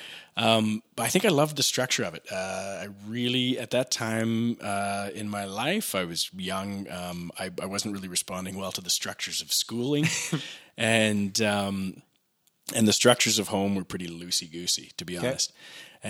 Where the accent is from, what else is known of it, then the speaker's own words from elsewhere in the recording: Regina, Saskatchewan, Canada; now in Calgary, Canada; I'm from Regina originally.